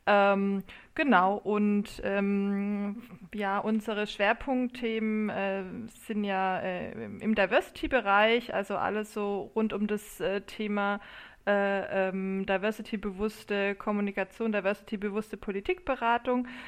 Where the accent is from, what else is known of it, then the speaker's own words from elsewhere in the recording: Kornwestheim, Baden-Württemberg, Germany; now in Heidelberg, Germany; Ähm, ich komme eigentlich aus Kornwestheim bei Stuttgart. Ähm, also gute schwäbische Traditionen kann man, kann man, ja, auch, äh, kann man ja auch hier pflegen.